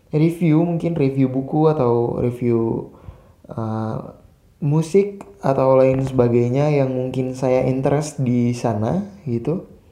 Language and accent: Indonesian; Aceh, Indonesia; saya asli Aceh